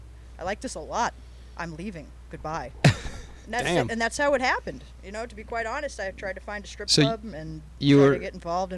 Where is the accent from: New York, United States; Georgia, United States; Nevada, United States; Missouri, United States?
Nevada, United States; Las Vegas; I grew up in Vegas